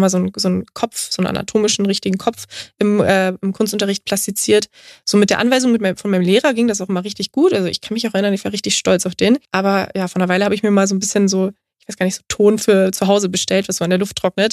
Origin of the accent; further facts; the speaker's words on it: Straubing, Bavaria, Germany; now in Berlin, Germany; Straubing, das ist meine Heimatstadt